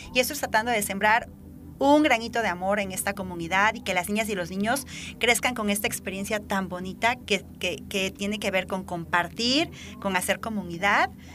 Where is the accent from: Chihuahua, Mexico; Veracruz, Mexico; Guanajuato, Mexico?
Veracruz, Mexico; en nuestro estado que somos tan ricos en naturaleza, en diversidad